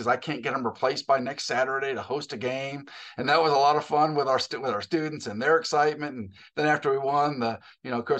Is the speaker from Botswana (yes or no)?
no; Maine, United States; moved away as an adult; also born or lived in Massachusetts / Ohio; now in Cookeville, United States; I was born and raised in Maine.